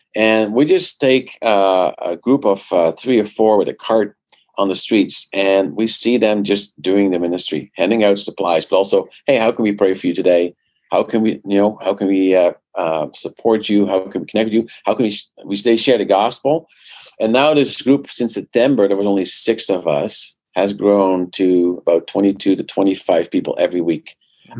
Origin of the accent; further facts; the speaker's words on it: Netherlands; now in Canada; I grew up in the Netherlands uh, came here to Canada uh, 20 years ago.